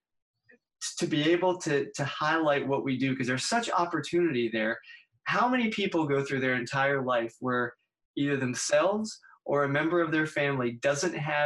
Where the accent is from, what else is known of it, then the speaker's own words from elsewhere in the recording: Pittsburgh, Pennsylvania, United States; moved away as an adult; now in West Virginia, United States; I'm from Pittsburgh originally